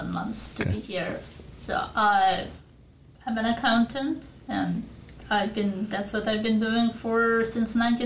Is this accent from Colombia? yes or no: no; Ukraine; English is a second language; moved away as an adult; also born or lived in California, United States; now in Jefferson, United States; since we came from Ukraine